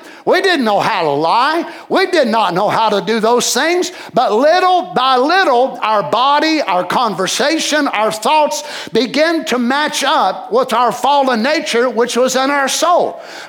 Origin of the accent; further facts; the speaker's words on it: Kentucky, United States; moved away as an adult; now in Johnson City, United States; when I came here years ago from Kentucky, the sin and the things that was here around Johnson City, it was different than what I was used to down in Kentucky.